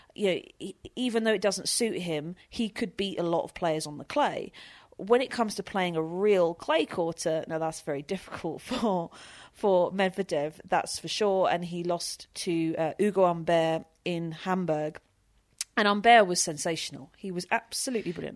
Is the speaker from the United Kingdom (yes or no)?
yes; United Kingdom; I'm British